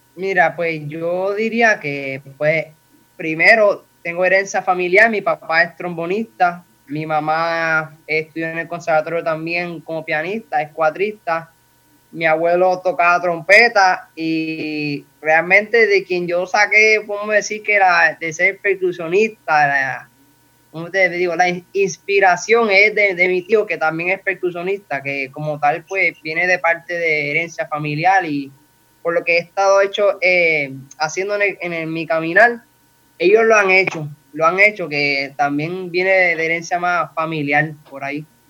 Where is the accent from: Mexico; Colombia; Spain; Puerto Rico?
Puerto Rico; Toa Alta; soy de Toalta, Puerto Rico